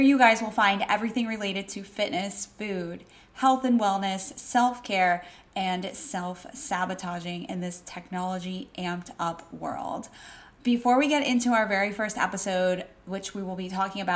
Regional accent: Wellington, Florida, United States; moved away as an adult; now in Washington, D.C., United States; I grew up in South Florida, Wellington, Florida

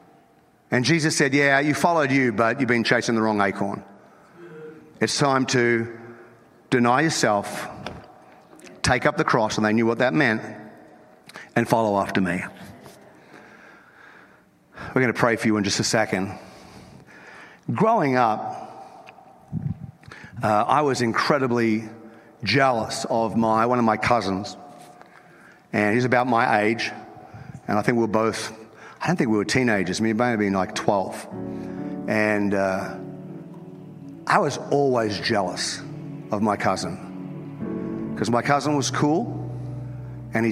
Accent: North Queensland, Australia; I'm from North Queensland

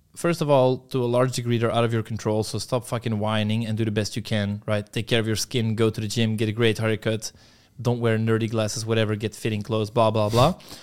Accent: Belgium; moved away; my hometown in Belgium, it's pretty shit

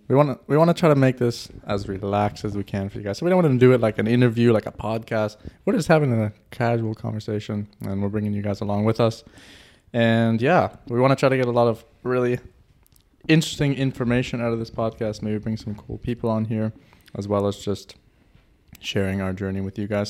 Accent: Canada; moved away as an adult; now in Germany; I'm from Canada, by the way, to throw that out there. And two years ago, I moved to Germany.

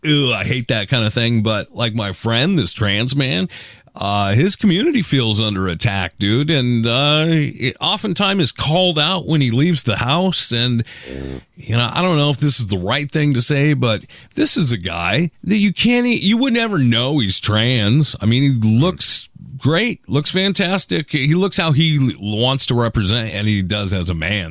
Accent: Seattle, Washington, United States; I'm from Seattle, dude. I live in liberal town

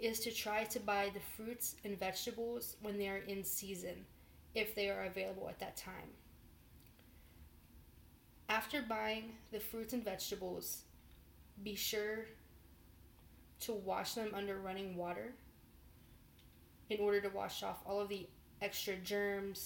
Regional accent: West Virginia, United States; moved away as an adult; also born or lived in Morgantown, West Virginia; now in Chicago, United States; I grew up on a farm that was located in West Virginia

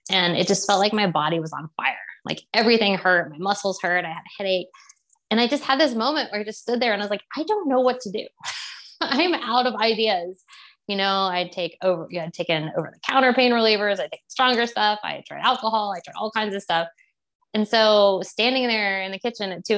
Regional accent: Texas, United States; I grew up in Texas, we ate meat growing up

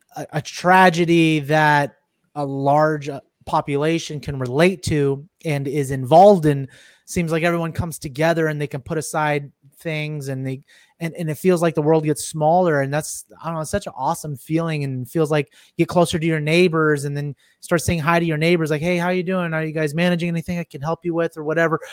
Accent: Silicon Valley, California, United States; I'm from Silicon Valley

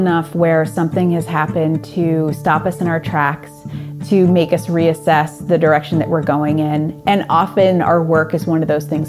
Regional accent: Hyde Park, New York, United States; also born or lived in Manhattan / Washington, D.C.; Well, I grew up in the Hudson Valley. I grew up across the river from here in a small town called Hyde Park, which is FDR's hometown.

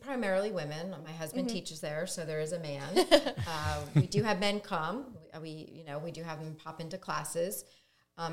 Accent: New Jersey, United States; moved away as an adult; now in Delaware, United States; I grew up in South Jersey, and then we moved around a little for the military.

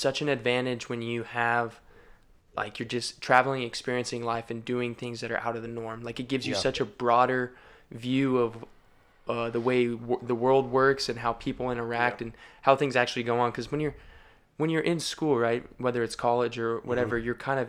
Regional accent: Colorado, United States; born there; also born or lived in Tennessee / Orange County, California; because I was born in Colorado, you know, and then I lived in Tennessee, and then I moved to Orange County.

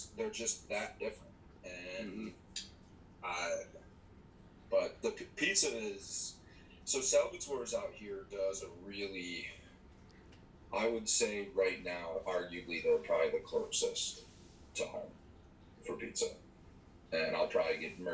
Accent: Buffalo, New York, United States; moved away as an adult; now in Rochester, United States; growing up in Buffalo and now living in Rochester

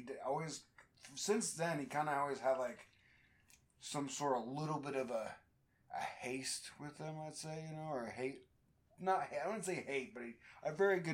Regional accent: Utah, United States; also born or lived in Alamogordo, New Mexico / England; growing up in Utah

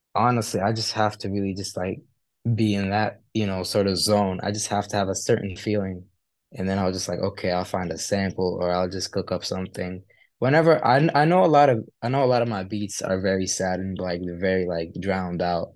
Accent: Kuwait; moved away as an adult; also born or lived in Egypt; now in United Kingdom; I'm from Egypt, and I, I lived, like, for, like, three years over there. I've lived for my childhood, and then I moved to Kuwait with my parents.

